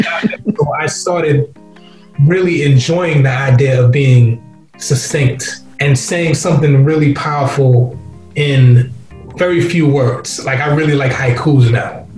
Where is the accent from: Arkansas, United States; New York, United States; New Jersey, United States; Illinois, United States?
New York, United States; New York City; also born or lived in England / Guyana (ancestry); Growing up in Queens, my brothers